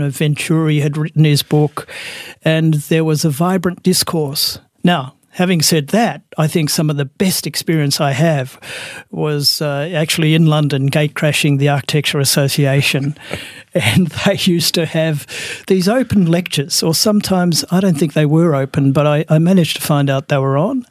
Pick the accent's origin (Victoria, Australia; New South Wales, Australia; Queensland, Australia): Victoria, Australia; Melbourne; I'm Melbourne uh, born and bred. I'm a Bayside boy, so I was born in Brighton, grew up in Sandringham